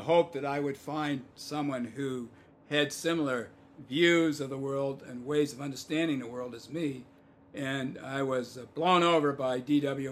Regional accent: Vermont, United States; now in Indiana, United States; I'm from Vermont.

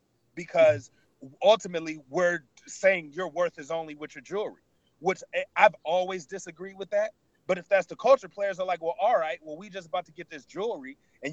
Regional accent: Cleveland, Ohio, United States; I grew up in Cleveland. I'm a Cleveland dirt.

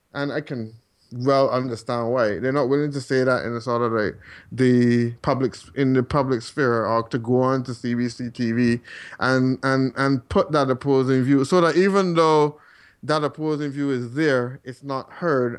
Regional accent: Barbados; moved away as an adult; now in Calgary, Canada; I am from Barbados originally, and still have quite a few contacts there

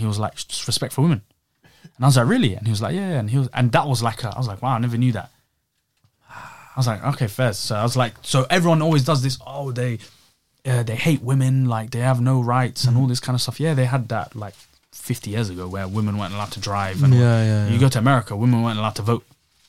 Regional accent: England, United Kingdom; And I'm there, a tourist, like, oh, I'm English.

